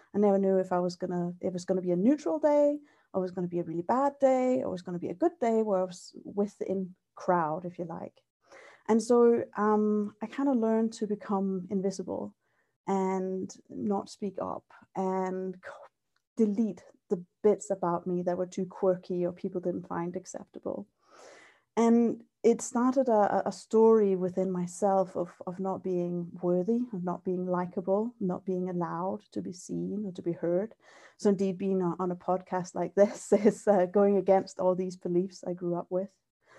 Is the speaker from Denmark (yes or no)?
yes; Denmark; now in Scotland, United Kingdom; Yeah, so I grew up in Denmark, and when I was about 8, I changed schools.